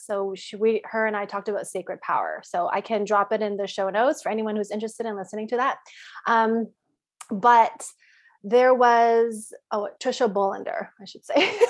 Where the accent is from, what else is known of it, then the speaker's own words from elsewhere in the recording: Canada; moved away as an adult; now in United States; I grew up in Canada